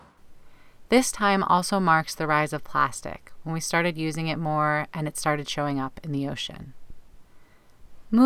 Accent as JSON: {"language": "English", "region": "the Bible Belt", "country": "United States", "tie": "born or raised there", "said": "Growing up in the Bible Belt"}